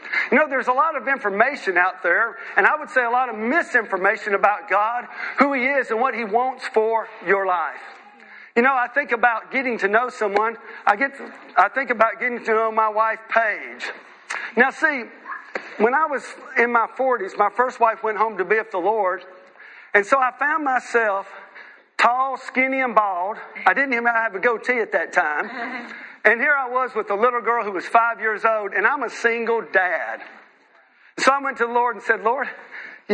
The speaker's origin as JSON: {"language": "English", "country": "United States", "moved": "as an adult", "lives_now": "United Kingdom", "said": "I'm a missionary from the United States"}